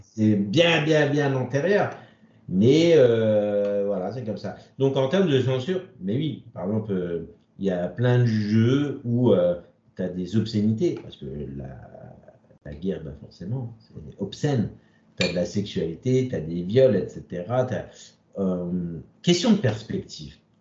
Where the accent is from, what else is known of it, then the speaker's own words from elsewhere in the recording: France; on est français